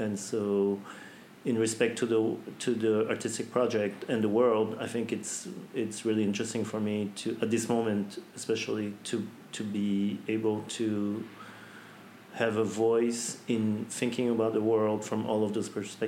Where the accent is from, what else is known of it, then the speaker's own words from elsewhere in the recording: French Polynesia; also born or lived in United States; I grew up in Tahiti. I had the chance to be born in the US